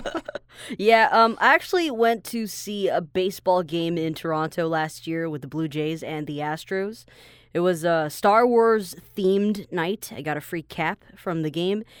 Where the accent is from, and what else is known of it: Taiwan